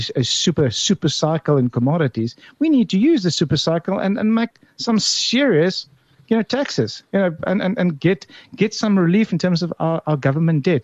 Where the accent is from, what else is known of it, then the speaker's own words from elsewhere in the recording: South Africa; as a South African